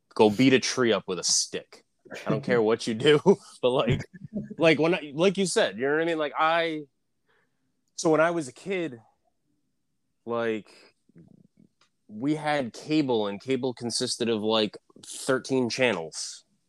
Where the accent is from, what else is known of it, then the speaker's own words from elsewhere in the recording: outside of Boston, Massachusetts, United States; I grew up like outside of Boston